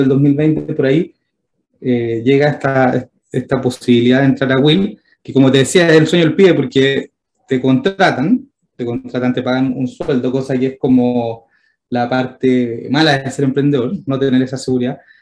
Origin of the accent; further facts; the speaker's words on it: Santiago, Santiago Metropolitan Region, Chile; siendo santiaguino